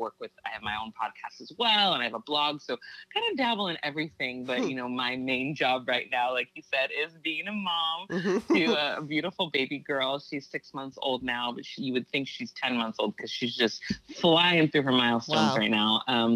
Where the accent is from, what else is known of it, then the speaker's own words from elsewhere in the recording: Santa Barbara, California, United States; now in Los Angeles, United States; I'm originally from Santa Barbara, California, and I live in Los Angeles now